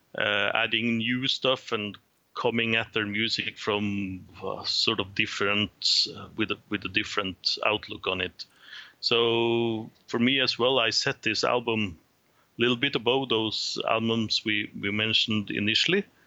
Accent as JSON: {"language": "English", "town": "Trondheim", "region": "Trøndelag", "country": "Norway", "tie": "born or raised there", "said": "from my hometown of Trondheim, Norway."}